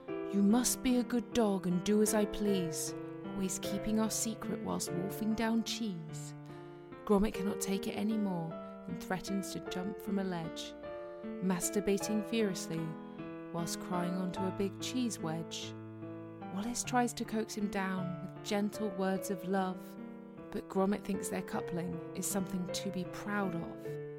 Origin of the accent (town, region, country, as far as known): Bristol, South West England, United Kingdom